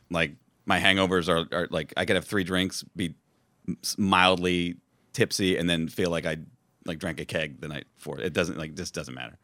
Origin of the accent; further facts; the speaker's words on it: New York City, New York, United States; I grew up in West Village, and, uh, on Bedford Street. and, uh, and I've lived down here my whole life